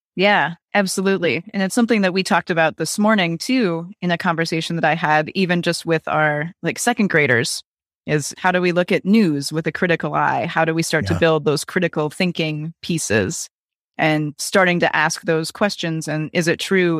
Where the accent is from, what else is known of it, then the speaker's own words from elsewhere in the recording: Wisconsin, United States; I grew up in Wisconsin